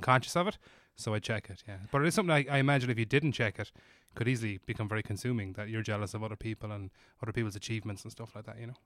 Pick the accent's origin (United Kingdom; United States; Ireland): Ireland; as an Irish person